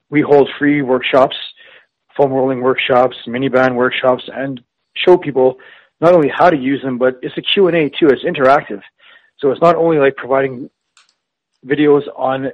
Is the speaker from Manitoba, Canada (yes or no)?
yes; Winnipeg, Manitoba, Canada; I was born and raised in Winnipeg.